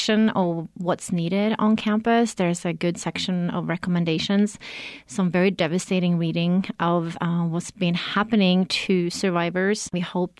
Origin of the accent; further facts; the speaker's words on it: Norway; now in New Mexico, United States; I'm originally from Norway, but lived here in New Mexico for 20 years